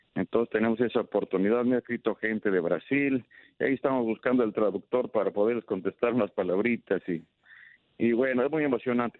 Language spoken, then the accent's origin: Spanish; Ario de Rosales, Michoacán, Mexico; moved away; En mi pueblo, por ejemplo, en Área Rosales, pues ya no tengo familiares